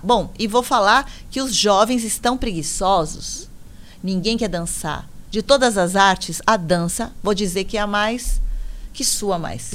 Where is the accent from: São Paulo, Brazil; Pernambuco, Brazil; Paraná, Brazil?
São Paulo, Brazil; Onde eu moro, ainda eu moro em São Miguel Paulista, que é na Zona Leste, ZL. Sou da ZL